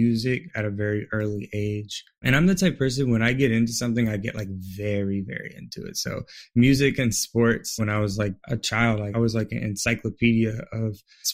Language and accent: English; San Diego, California, United States; I grew up in San Diego, California